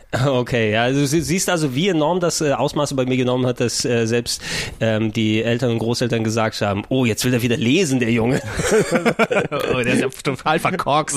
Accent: Germany; first language Greek; German is a second language; Ich bin in Deutschland geboren

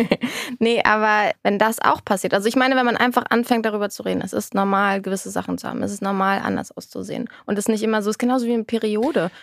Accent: Berlin, Germany; born or raised there

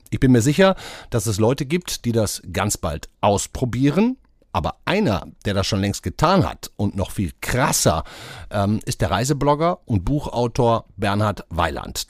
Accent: Duisburg, North Rhine-Westphalia, Germany; meine Heimatstadt

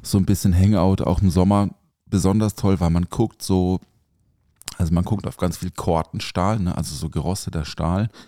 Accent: village near Offenburg, Baden-Württemberg, Germany; now in Mannheim, Germany; ich bin ja auf dem Dorf aufgewachsen also jetzt nicht so mega ländlich. Also Offenburg ist jetzt kein Dorf. Also das Dorf neben Offenburg äh, ist schon ein Dorf

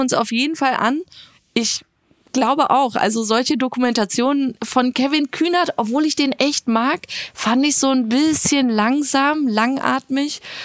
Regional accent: Iran; als Iraner

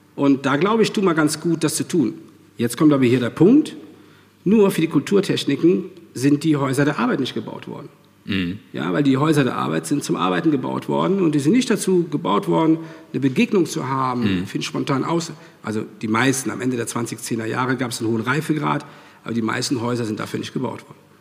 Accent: Rhineland, Germany; moved away as an adult; now in Regensburg, Germany; habe ich dann meine Heimat verlassen, ähm, das Rheinland.

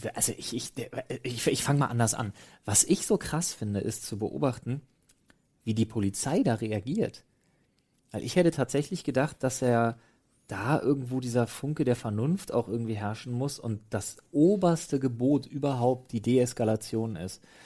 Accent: Germany; Man ist A als Europäer, als Deutscher

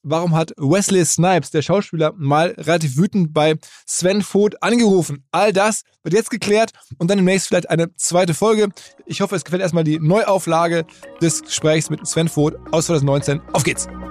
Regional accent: Essen, North Rhine-Westphalia, Germany; in Essen, meiner Heimatstadt

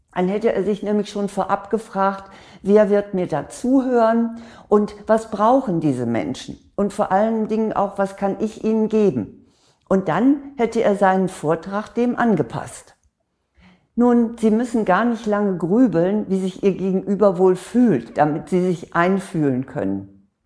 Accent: Northern Germany, Germany; bei uns in Norddeutschland

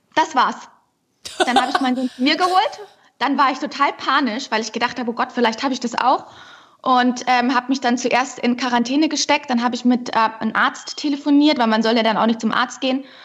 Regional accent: Unterschleißheim, Bavaria, Germany; Ich bin ja auch gebürtige Bayerin

